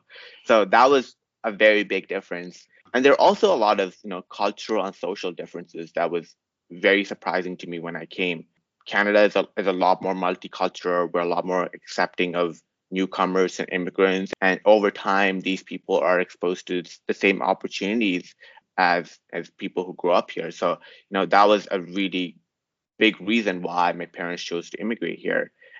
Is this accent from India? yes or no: yes; South India, India; now in Saudi Arabia; Because I came from South India. I'd be like, no, it's a pretty advanced country. We use the cars. But then here, like in Saudi Arabia, you never take the bus.